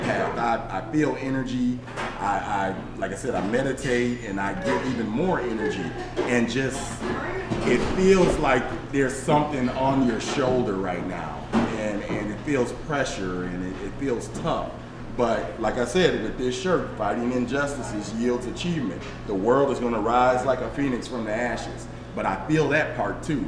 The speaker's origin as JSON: {"language": "English", "town": "Aurora", "region": "Illinois", "country": "United States", "tie": "born or raised there", "also_born_or_lived": "Chicago", "said": "growing up in Chicago, growing up in Aurora on the tough sides of the west side"}